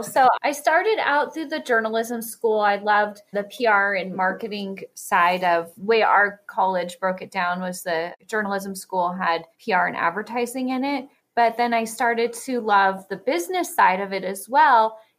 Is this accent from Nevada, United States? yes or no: yes; Gardnerville, Nevada, United States; now in Fallon, United States; I grew up down in Gardnerville, which is about an hour south of Reno.